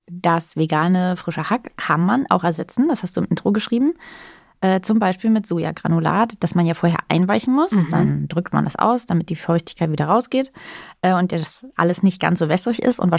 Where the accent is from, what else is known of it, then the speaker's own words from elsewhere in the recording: East Germany, Germany; Ich komme ja aus Ostdeutschland